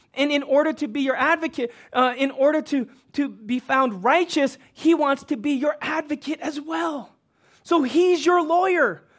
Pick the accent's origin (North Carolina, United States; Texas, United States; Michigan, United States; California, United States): Texas, United States; Houston; moved away as an adult; now in Los Angeles, United States; I grew up in Houston